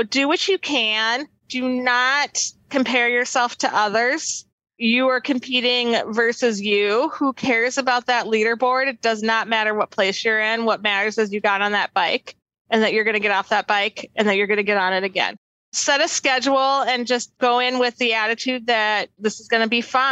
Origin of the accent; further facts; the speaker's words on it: Milwaukee, Wisconsin, United States; I'm from Milwaukee